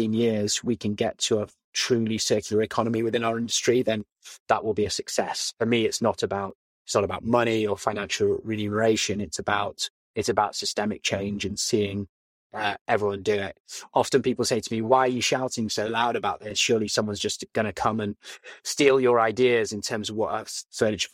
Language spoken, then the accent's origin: English; Leeds, Yorkshire and the Humber, United Kingdom; moved away; I grew up in Leeds, went to school in Leeds, and it was a great upbringing.